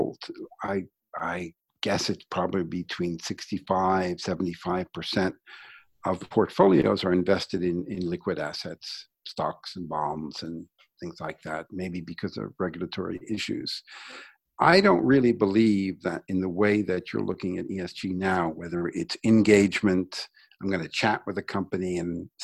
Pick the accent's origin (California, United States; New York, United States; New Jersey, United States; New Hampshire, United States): New York, United States; New York City; I grew up in Brooklyn